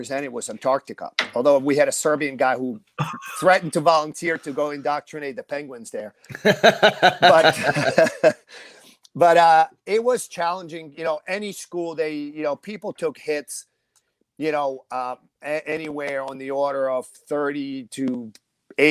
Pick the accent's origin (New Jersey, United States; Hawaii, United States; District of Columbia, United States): New Jersey, United States; northern; we're up north. We're up north